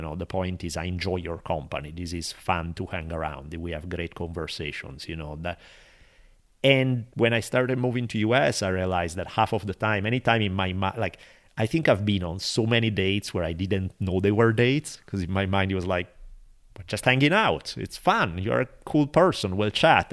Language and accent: English; Italy; now in Los Angeles, United States; growing up in Italy throughout my life until I left